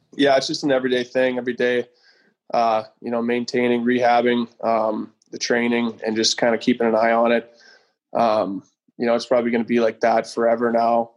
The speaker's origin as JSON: {"language": "English", "town": "Pilot Butte", "region": "Saskatchewan", "country": "Canada", "tie": "born or raised there", "also_born_or_lived": "Regina", "said": "I was just outside in White City in Pilot Butte, where I grew up just outside"}